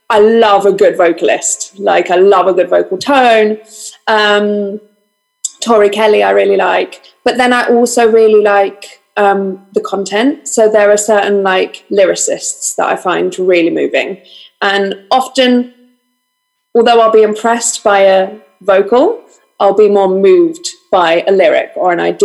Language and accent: English; London, United Kingdom; I was born and raised in this exact house in North London, but I'm a Greek Cypriot